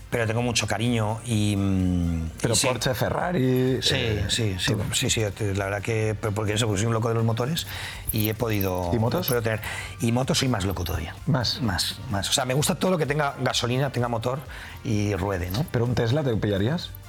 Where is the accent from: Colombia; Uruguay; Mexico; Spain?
Spain; Madrid, Community of Madrid; necesito rápidamente eh, estar en mi ciudad. Soy muy, muy, soy muy de Madrid, muy de Madrid.